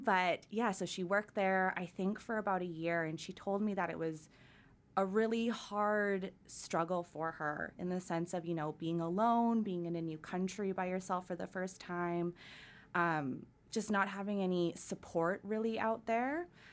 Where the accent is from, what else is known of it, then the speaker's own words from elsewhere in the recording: Surrey, British Columbia, Canada; I grew up in Surrey